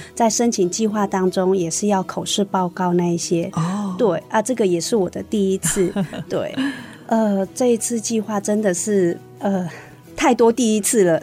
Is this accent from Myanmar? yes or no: yes; Namhkam, Shan State, Myanmar; now in Hsinchu County, Taiwan; 我的家乡，我是来自缅甸南坎